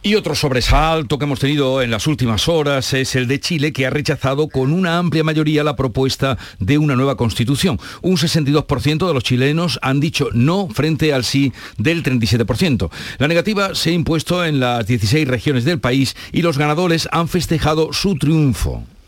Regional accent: Andalusia, Spain; accent: Andalusian; El acento andaluz porque nos gusta y porque es el nuestro

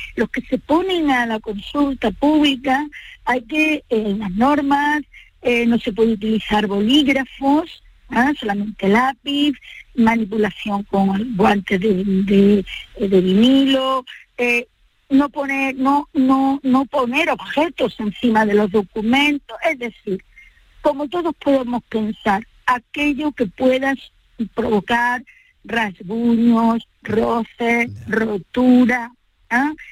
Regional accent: Andalusia, Spain; para los que somos de estas partes

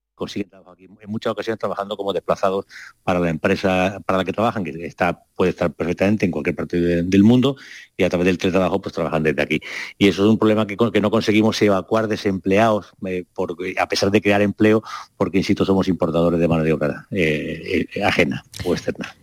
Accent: Málaga, Andalusia, Spain; nosotros en Málaga

